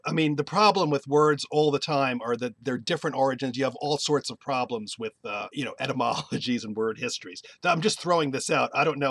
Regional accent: New Jersey, United States; We grew up in New Jersey

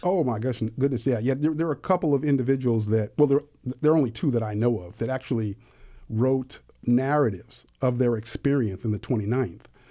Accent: California, United States; I was raised actually in California

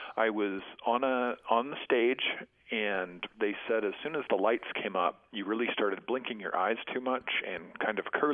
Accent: Nevada, United States; moved away as an adult; also born or lived in Moab, Utah / New Mexico; now in Salt Lake City, United States; grew up in Nevada from fourth grade up to the point where I left through college.

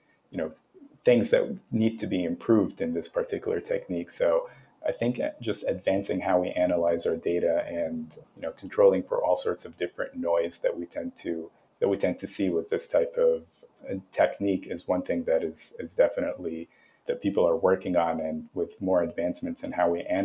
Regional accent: Canada; I'm from Canada. And as a Canadian

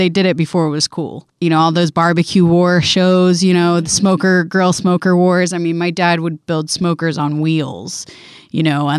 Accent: the South, United States; We were a big grits family. I don't know. We're from the South, obviously. We ate a lot of grits.

